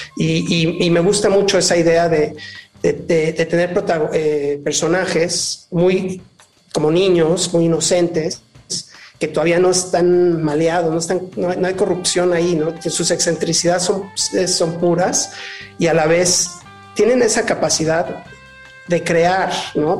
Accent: Mexico; moved away; also born or lived in Los Angeles; Yo nací en México, regresé a México, ya llevo varios años aquí

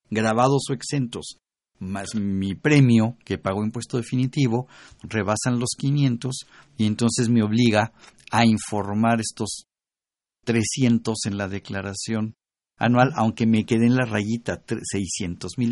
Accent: Mexico; Pero soy mexicano.

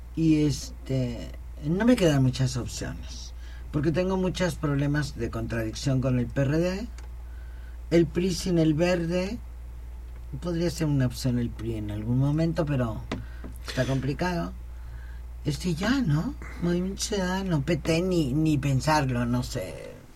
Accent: Veracruz, Mexico; soy veracruzana

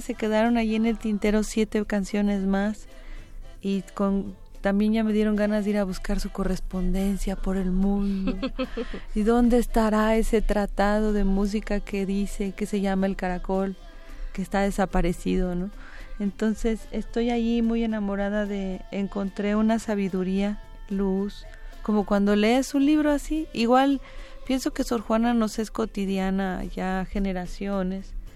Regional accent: Mexico; tenemos como mexicanos

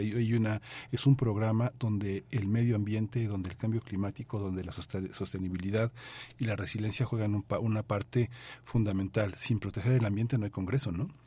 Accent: Mexico; este gran país que es tan importante para nosotros como mexicanos

